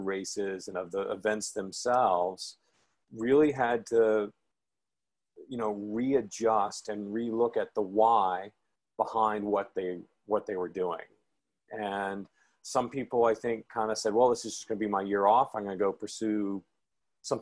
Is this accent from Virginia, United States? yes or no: no; Memphis, Tennessee, United States; moved away as an adult; also born or lived in Houston, Texas; I grew up in Memphis, Tennessee